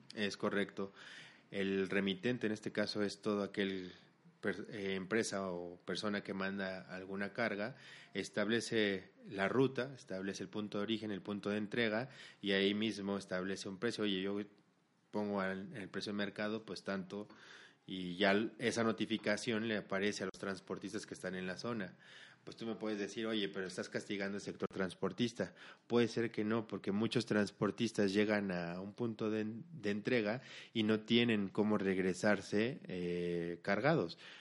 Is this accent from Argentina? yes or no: no; Mexico; los socios somos mexicanos